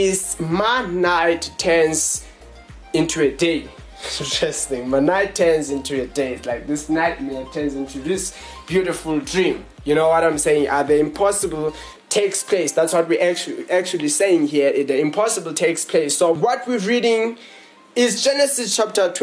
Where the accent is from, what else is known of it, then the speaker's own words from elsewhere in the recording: Johannesburg, Gauteng, South Africa; We are from Johannesburg in South Africa